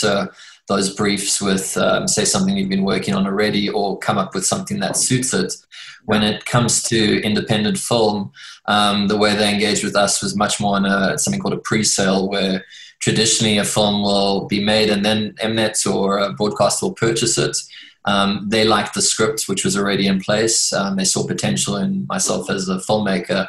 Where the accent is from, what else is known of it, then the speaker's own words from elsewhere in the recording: South Africa; first language English; an English speaking South African of Scottish and Lebanese descent